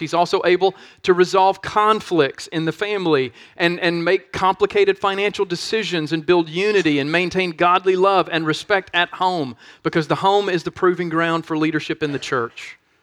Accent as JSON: {"language": "English", "town": "Monroe", "region": "Louisiana", "country": "United States", "tie": "born or raised there", "said": "my hometown of Monroe, Louisiana"}